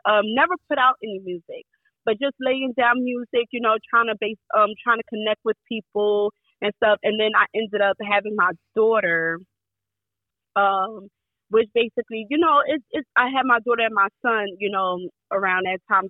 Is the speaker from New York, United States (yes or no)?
yes; New York City, New York, United States; I grew up in Brownsville, Brooklyn, so it was pretty rough